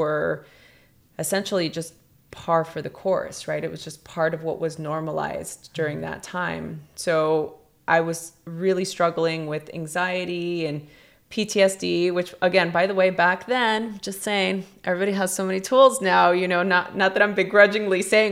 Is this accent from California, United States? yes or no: yes; Los Angeles, California, United States; growing up in East LA during a very chaotic time in the history of Los Angeles, during the LA riots, first gen Mexican American